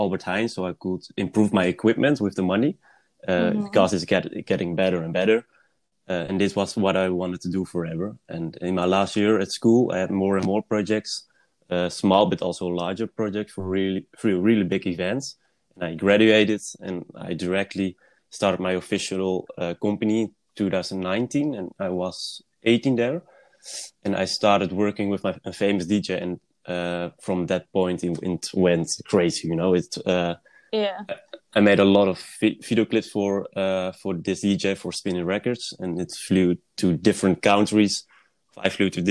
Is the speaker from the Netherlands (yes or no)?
yes; Netherlands; I'm a filmmaker from the Netherlands